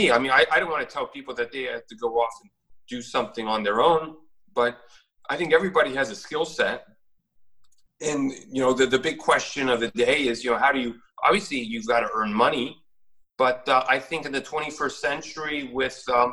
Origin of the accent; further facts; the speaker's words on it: United States; I was raised in America